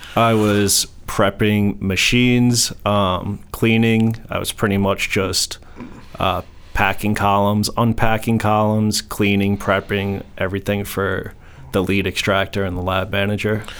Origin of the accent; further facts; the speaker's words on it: New York, United States; moved away as an adult; also born or lived in Colorado / Maryland; I grew up in New York, uh, moved to Colorado in about 2014